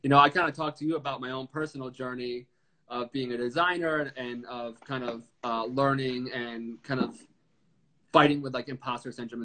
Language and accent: English; New York, United States; I'm from New York and I'm in the fire department